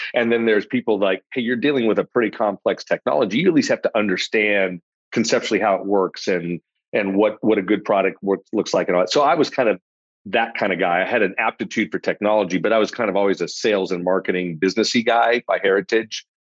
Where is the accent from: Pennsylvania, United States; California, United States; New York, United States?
California, United States; Los Angeles; now in Austin, United States; grew up in a I like to say lower middle class family is the right term for it. My dad was a social worker, my mom was a teacher, so it gives you a sense of the of the uh, lack of financial stature there. In in the suburbs